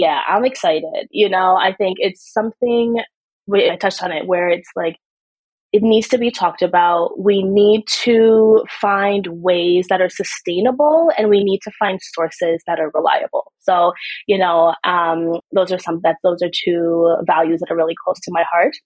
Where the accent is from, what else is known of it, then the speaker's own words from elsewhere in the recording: Canada; also born or lived in Trinidad; I'm born in Trinidad, but I grew up in Canada, but I am West Indian.